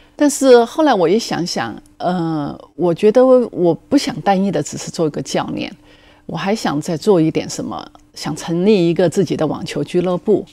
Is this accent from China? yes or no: yes; Chongqing, China; also born or lived in United States; now in Taiwan; 我那时候正在重庆，我出生的地方